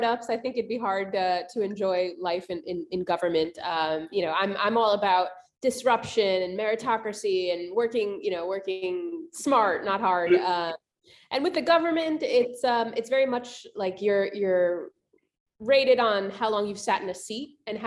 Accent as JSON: {"language": "English", "town": "New York City", "region": "New York", "country": "United States", "tie": "born or raised there", "also_born_or_lived": "Japan / Buenos Aires", "moved": "as an adult", "lives_now": "Austin, United States", "said": "I was born and raised in New York City"}